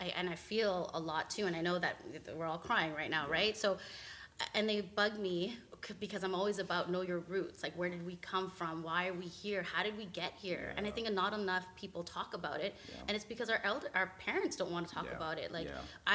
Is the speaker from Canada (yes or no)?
yes; Canada; we're Filipino and we're Canadian, but we get challenged with, we're not Canadian enough and we're not Filipino enough